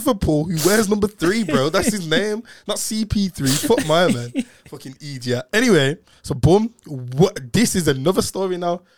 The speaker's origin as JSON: {"language": "English", "town": "Birmingham", "region": "West Midlands", "country": "United Kingdom", "moved": "yes", "said": "I'm from Brum."}